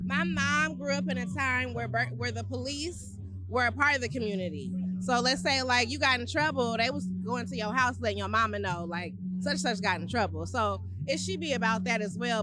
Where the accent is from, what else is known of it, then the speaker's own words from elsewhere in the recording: Berkeley, California, United States; also born or lived in Oakland; I was raised in Berkeley, graduated from Berkeley High